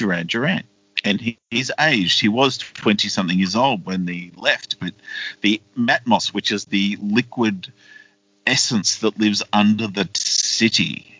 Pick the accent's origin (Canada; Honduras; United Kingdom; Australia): Australia; We're Australian.